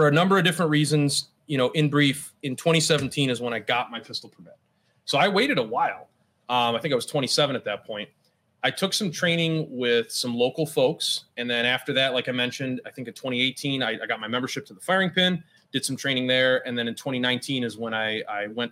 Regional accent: Finger Lakes area, New York, United States; I grew up in the Finger Lakes area.

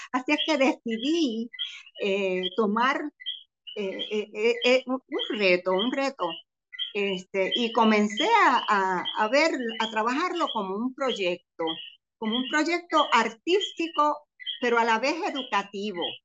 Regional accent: Comerío, Puerto Rico; now in Cayey, Puerto Rico; Yo soy natural de Comerío, pero llevo ya prácticamente 50 años viviendo en Calley

